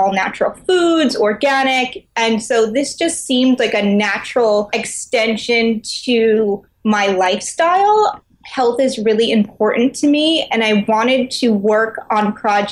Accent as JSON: {"language": "English", "country": "United States", "tie": "born or raised there", "said": "I grew up in New York"}